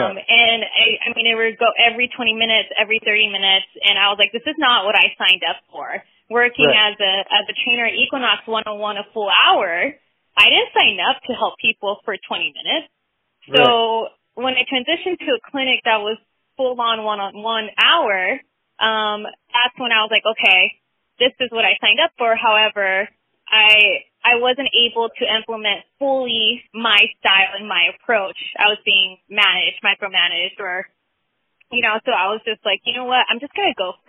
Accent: Texas, United States; also born or lived in San Juan, Puerto Rico / Miami; I grew up in Texas, age four

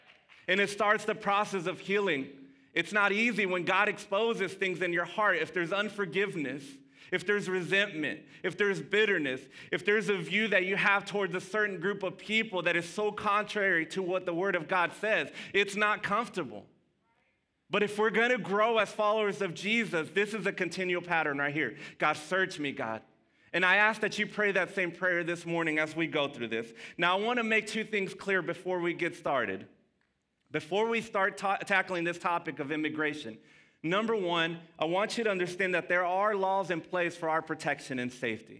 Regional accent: Dallas, Texas, United States; first language Spanish; English is a second language; also born or lived in Mesquite, Texas; I grew up in Pleasant Grove. I'm a Grove rat

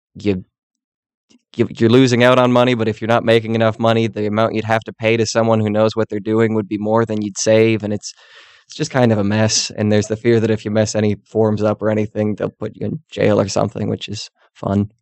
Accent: Mayville, Wisconsin, United States; moved away; my hometown in Mayville, Wisconsin

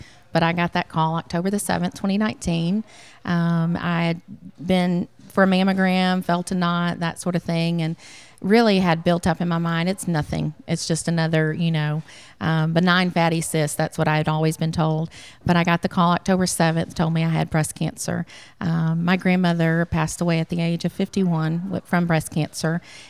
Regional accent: Memphis, Tennessee, United States; born there; now in Athens, United States; I was not. No, I was born in Memphis, Tennessee. We've been in the North Alabama area for almost 18 years. But we moved to Athens 9 years ago in August.

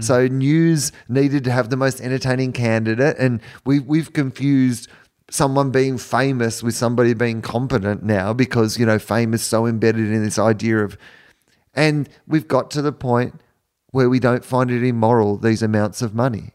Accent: Australia; I'm from Australia where we have terrible internet download speeds

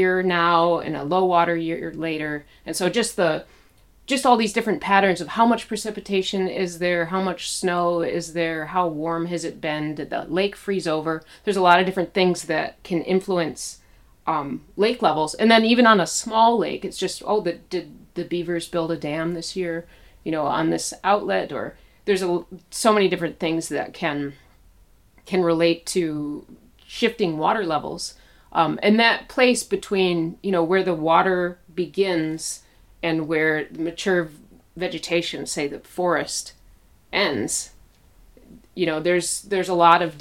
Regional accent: Petoskey, Michigan, United States; I grew up in Petoskey, really close to Lake Michigan

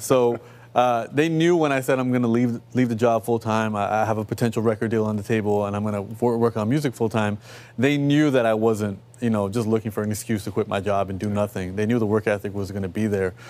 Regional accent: Toronto, Ontario, Canada; I come from Rexdale, uh, you know, which is one of our urban neighborhoods

